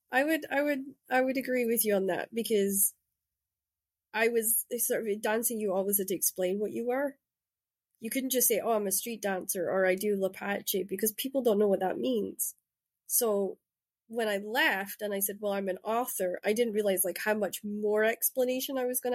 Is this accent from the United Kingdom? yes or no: yes; Shetland, Scotland, United Kingdom; I grew up in Shetland